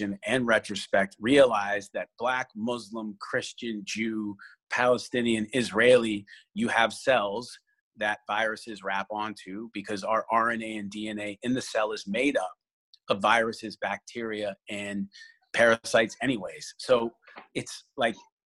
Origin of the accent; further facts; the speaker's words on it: Canada; I'm Canadian